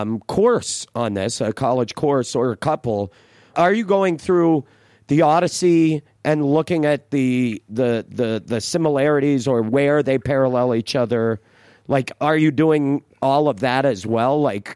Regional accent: United States; And I'm American.

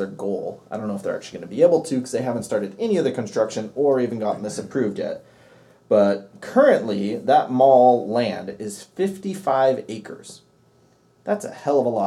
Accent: Seattle, Washington, United States; I remember when I was a kid growing up in Seattle, in North Seattle

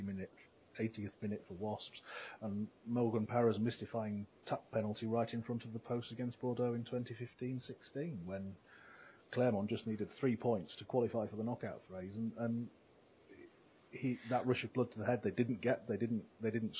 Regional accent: England, United Kingdom; moved away as an adult; also born or lived in southwest France; now in Castres, France; as we English people.

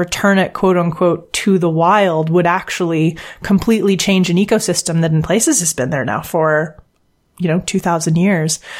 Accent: Canada; moved away as an adult; now in United Kingdom; I'm a Canadian living abroad right now. I live in the UK

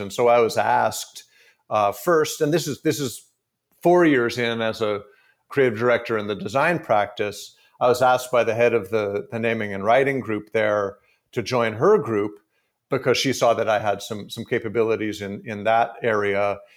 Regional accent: San Francisco, California, United States; born and raised in San Francisco

